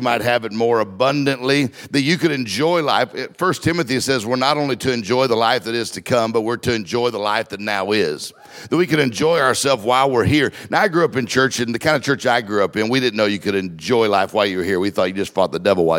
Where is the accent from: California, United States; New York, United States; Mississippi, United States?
Mississippi, United States; I'm from Mississippi. We didn't get time out in Mississippi